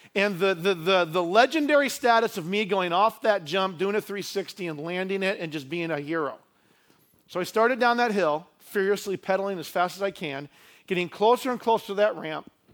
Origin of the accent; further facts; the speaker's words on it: Idaho Falls, Idaho, United States; When I was a kid growing up in Idaho Falls, we lived out in the country